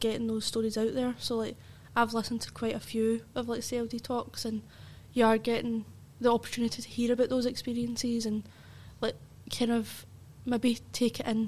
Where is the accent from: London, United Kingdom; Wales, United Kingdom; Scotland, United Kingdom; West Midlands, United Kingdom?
Scotland, United Kingdom; Barrhead; I, like, work with young people in Barrhead, and I'm from Barrhead myself